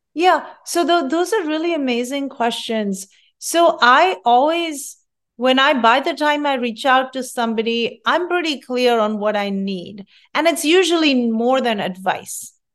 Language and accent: English; India; moved away as an adult; also born or lived in Rochester, New York / Fairfax, Virginia; now in California, United States; I'm from India, and culturally, we strive our hardest to study